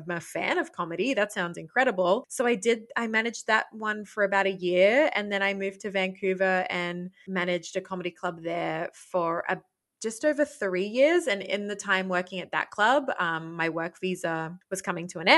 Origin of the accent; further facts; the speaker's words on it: Port Macquarie, New South Wales, Australia; accent: Australian; moved away as an adult; also born or lived in Sydney / Queensland; now in Montreal, Canada; I was born in Sydney, but then, you know, from a very young age, lived in this small town called Port Macquarie, which is about 4 hours north of Sydney on the coast